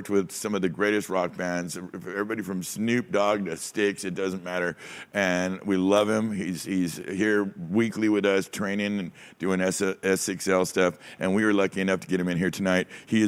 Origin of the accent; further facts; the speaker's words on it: California, United States; And it's just such a weird thing, and it's such a strange part of being a Californian, you know?